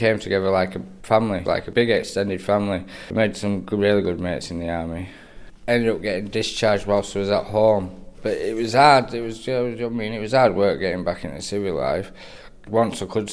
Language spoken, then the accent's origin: English; Lancaster, North West England, United Kingdom; I'm from Lancaster, born and bred.